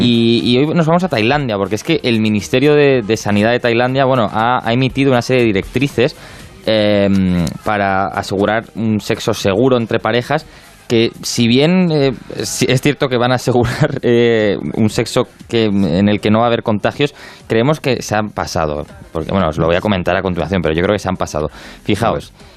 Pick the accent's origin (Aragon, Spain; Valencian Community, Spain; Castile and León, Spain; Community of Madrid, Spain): Community of Madrid, Spain; Madrid; siendo madrileño